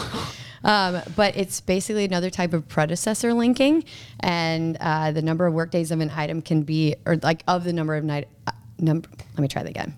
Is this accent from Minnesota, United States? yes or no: yes; Minnesota, United States; moved away as an adult; also born or lived in Nebraska; I'm actually from Minnesota, and, uh, I went to Twin City Twisters.